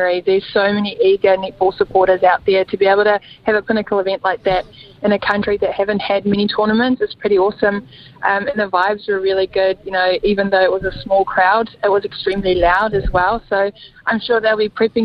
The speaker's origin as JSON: {"language": "English", "country": "South Africa", "moved": "yes", "lives_now": "New Zealand", "said": "I'm going to play in my home country, possibly against my home country as well"}